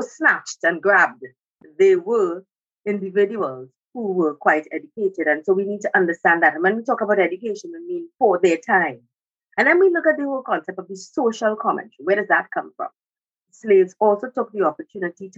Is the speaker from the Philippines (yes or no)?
no; Trinidad & Tobago; I am from the Twin Island economy of Trinidad and Tobago